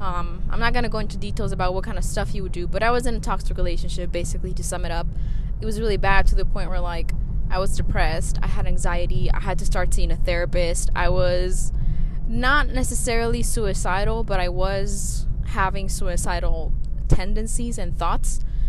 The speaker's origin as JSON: {"language": "English", "country": "Mexico", "accent": "Mexican", "said": "Sorry, my Mexican accent came out."}